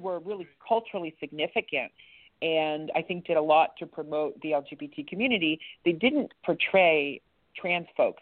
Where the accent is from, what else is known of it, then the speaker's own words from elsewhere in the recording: East Liverpool, Ohio, United States; I grew up in East Liverpool, Ohio. We moved around a bit, but my most formative years were spent in East Liverpool